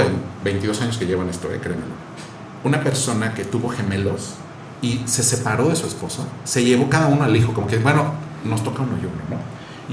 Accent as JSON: {"language": "Spanish", "region": "Querétaro", "country": "Mexico", "tie": "born or raised there", "also_born_or_lived": "United States / Europe", "moved": "yes", "said": "Yo, yo soy queretano"}